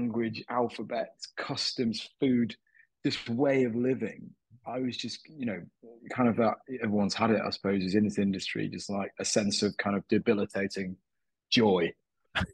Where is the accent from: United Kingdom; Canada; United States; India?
United Kingdom; Manchester, North West England; moved away as an adult; also born or lived in Myanmar; now in London, United Kingdom; I'm from Manchester originally. That's where I was born and raised until I was 19, 20 years old